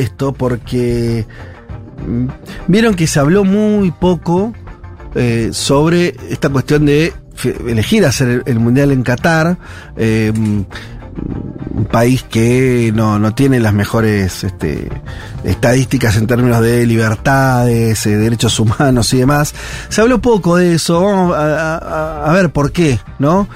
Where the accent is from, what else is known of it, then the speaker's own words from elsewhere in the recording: Argentina; como, argentinos